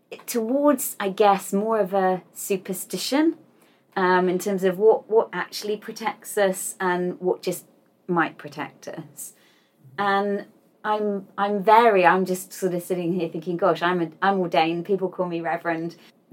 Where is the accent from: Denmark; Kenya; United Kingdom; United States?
United Kingdom; I'm British